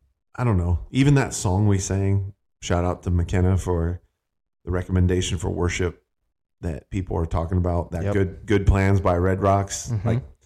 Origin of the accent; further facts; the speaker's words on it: Northeast, United States; now in Fort Worth, United States; I mean, we're from the Northeast, right?